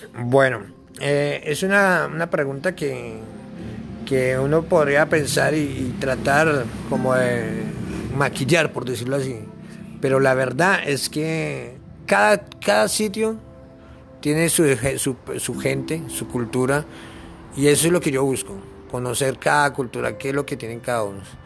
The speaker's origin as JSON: {"language": "Spanish", "region": "Bogotá", "country": "Colombia", "tie": "born or raised there", "moved": "as an adult", "said": "vengo de la ciudad de Bogotá"}